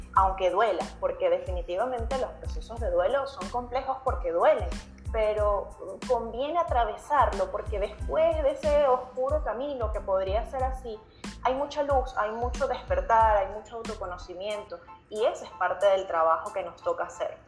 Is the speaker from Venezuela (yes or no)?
yes; Venezuela; moved away as an adult; now in Chile; yo soy venezolana, aunque vivo en Chile desde hace seis años